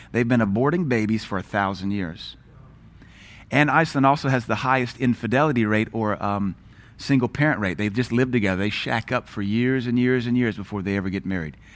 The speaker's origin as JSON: {"language": "English", "region": "South Louisiana", "country": "United States", "tie": "born or raised there", "also_born_or_lived": "Seattle, Washington", "moved": "yes", "said": "raised in the eighties and nineties, brought up in South Louisiana"}